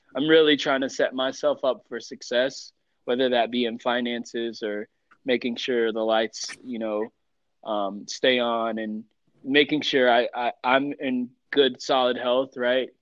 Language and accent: English; East Coast, United States; also born or lived in Colombia / Mexico / Utah / Florida; now in Denver, United States; I'm from the East Coast, but I'm I'm planted I'm planted here for now.